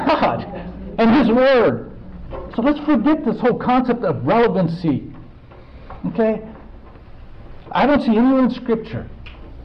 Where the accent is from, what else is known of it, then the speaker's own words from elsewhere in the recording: United States; me as an American